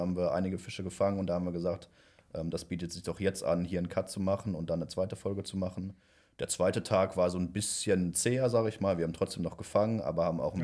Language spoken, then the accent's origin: German; near Düsseldorf, North Rhine-Westphalia, Germany; ich komme ja aus der Nähe von Düsseldorf